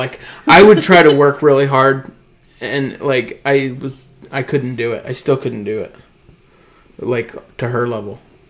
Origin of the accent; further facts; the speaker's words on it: Danville, United States; when I was growing up in Danville, which is predominantly a white place, and, like, also, like, a farmer place and also a construction place.